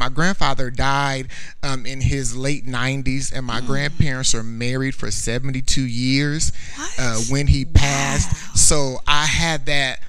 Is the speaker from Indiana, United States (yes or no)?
yes; Indiana, United States; moved away as an adult; I was born in Indiana